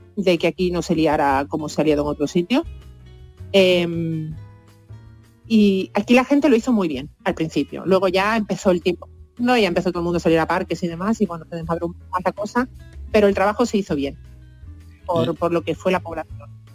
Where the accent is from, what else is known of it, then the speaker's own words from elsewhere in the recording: Seville, Andalusia, Spain; moved away as an adult; also born or lived in Costa Rica / Copenhagen / Malmö; now in Vienna, Austria; con 20 años me fui de Sevilla